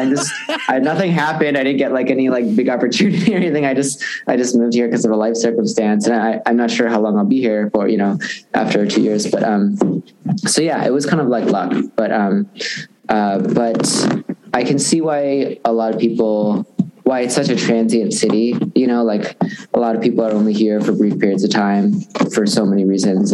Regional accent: West Dundee, Illinois, United States; moved away; also born or lived in Chicago; suburbs of Chicago

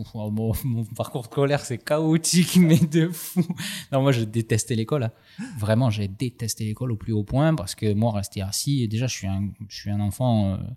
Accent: Aubagne, Provence-Alpes-Côte d'Azur, France; mon corps est né à Aubagne, de l'union de, de, mon papa Alain et de ma maman Josie, qui se sont séparés assez jeunes

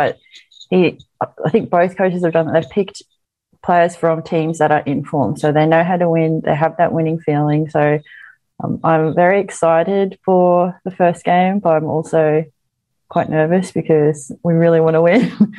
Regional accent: Queensland, Australia; we Queenslanders

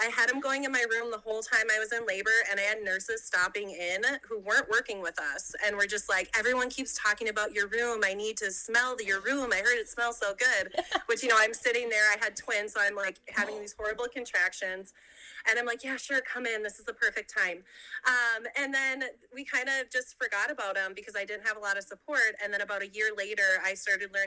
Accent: Minnesota, United States; I'm from Minnesota, born and raised.

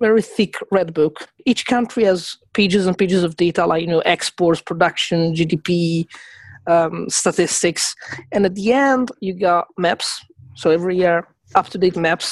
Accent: Rome, Lazio, Italy; now in Glasgow, United Kingdom; I'm from Italy originally

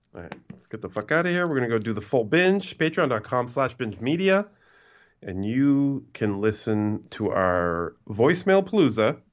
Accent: Canada; I'm Canadian

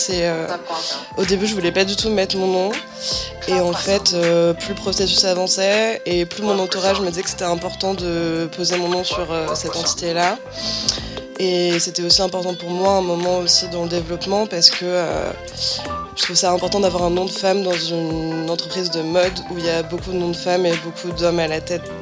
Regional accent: France; il y a la connotation de mon nom qui fait que littéralement, on sait que je suis français, je pense.

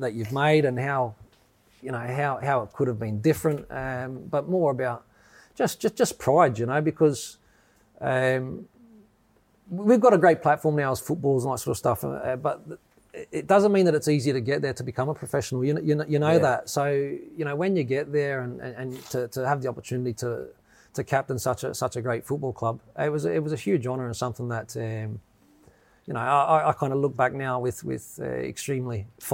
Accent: Australia; now in United Kingdom; growing up in Australia

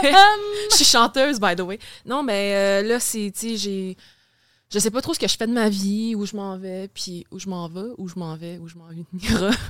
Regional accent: Saint-Constant, Quebec, Canada; also born or lived in Maisonneuve, Montreal / West Island, Montreal; j'ai passé, je pense, 11 ans de ma vie, ça arrive sud. Fait que genre Delson, Saint-Constant.

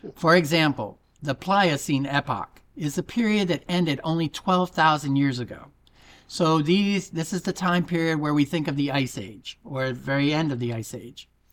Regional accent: United States; also born or lived in Florida; I'm an American faking a British accent

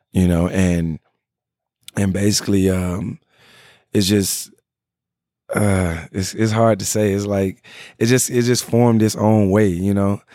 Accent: Memphis, Tennessee, United States; now in Los Angeles, United States; I come from Memphis, Tennessee

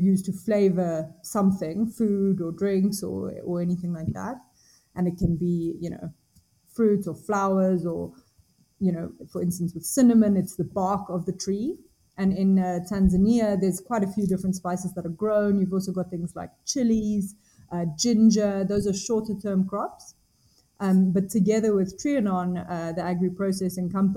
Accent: Namibia; moved away as an adult; now in Cape Town, South Africa; I'm coming from Namibia. I grew up here in the bush

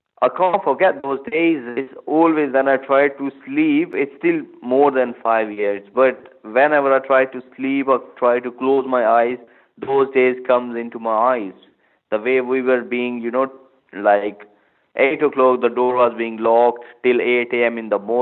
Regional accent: Pakistan; moved away as an adult; now in United Kingdom; I came from Pakistan and I came in 2011 to study business management

